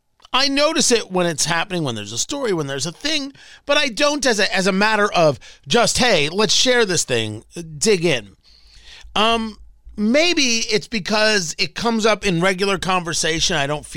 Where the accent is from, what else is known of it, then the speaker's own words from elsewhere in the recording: United States; I'm an American. I was born in America. I'm an American.